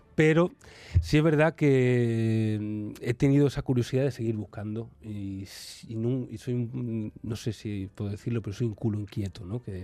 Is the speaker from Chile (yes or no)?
no; Seville, Andalusia, Spain; yo vengo de Sevilla